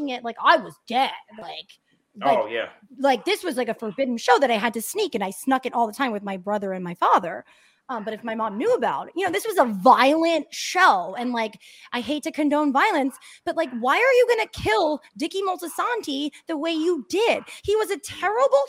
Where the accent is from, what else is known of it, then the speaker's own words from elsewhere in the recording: Sea Bright, New Jersey, United States; Seabright, New Jersey, which is two minutes down. That's my hometown